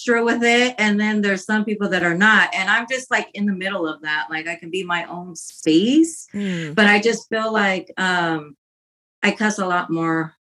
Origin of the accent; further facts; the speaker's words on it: Pasco, Washington, United States; moved away as an adult; now in Los Angeles, United States; I was born and raised in Washington. I lived in Pasco, Washington.